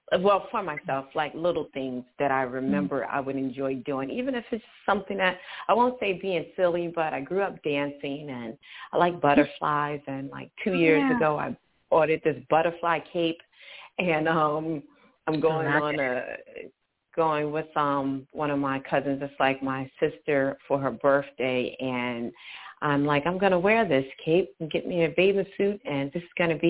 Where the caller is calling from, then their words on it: Charlotte, North Carolina, United States; I'm actually physically in Charlotte, North Carolina.